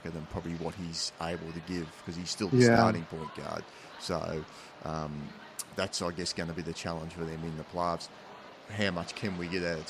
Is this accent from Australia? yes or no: yes; Wollongong, New South Wales, Australia; my hometown, Illawarra Hawks